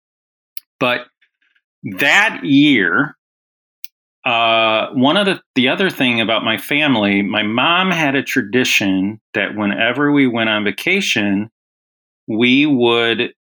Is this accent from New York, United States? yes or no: no; Illinois, United States; I grew up in Illinois